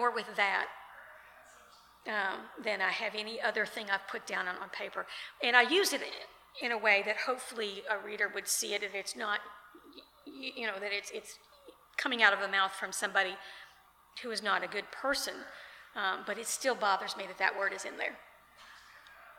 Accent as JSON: {"language": "English", "town": "Lexington", "country": "United States", "tie": "born or raised there", "said": "I grew up in Lexington"}